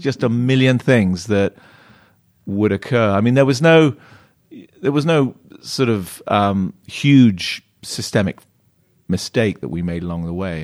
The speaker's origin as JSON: {"language": "English", "town": "Plymouth", "region": "South West England", "country": "United Kingdom", "tie": "born or raised there", "moved": "yes", "lives_now": "California, United States", "said": "I grew up in a sleepy little county called Devon, um, and just outside of a town called Plymouth"}